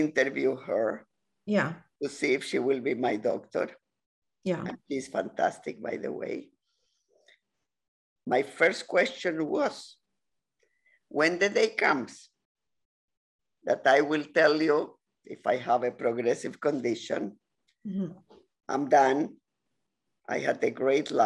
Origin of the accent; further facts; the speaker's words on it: Chile; now in Ontario, Canada; Latin America, I come from Chile